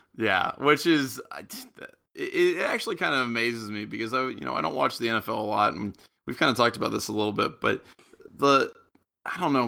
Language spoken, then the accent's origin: English; United States; also born or lived in Japan; I'm from America